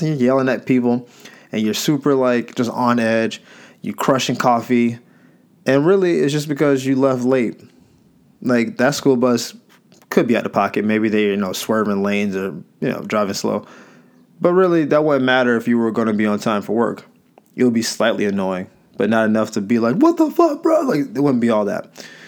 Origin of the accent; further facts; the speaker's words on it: the South, United States; I'm from the South